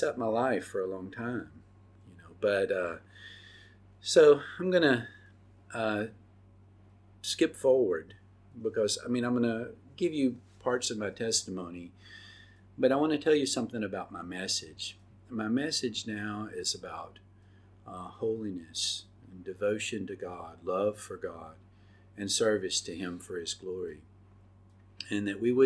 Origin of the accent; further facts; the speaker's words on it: Oxford, Mississippi, United States; I grew up in Oxford, Mississippi